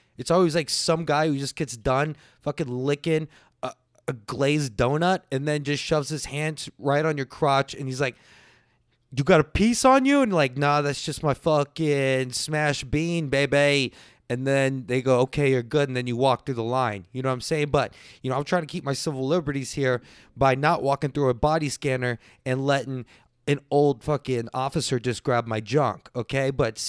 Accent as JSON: {"language": "English", "region": "Texas", "country": "United States", "said": "I'm Texan, and every time I go to the airport, I do it."}